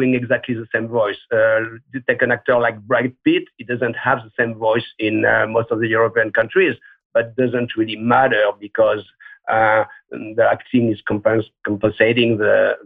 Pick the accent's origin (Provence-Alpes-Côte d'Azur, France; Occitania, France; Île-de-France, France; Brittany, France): Provence-Alpes-Côte d'Azur, France; Marseille; When I was a kid, I grew up in Marseille